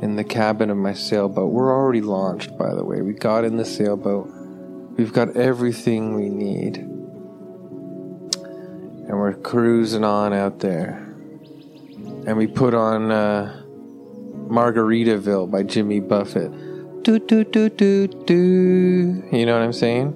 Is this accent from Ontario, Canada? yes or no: yes; Toronto, Ontario, Canada; I'm from Toronto, Ontario, Canada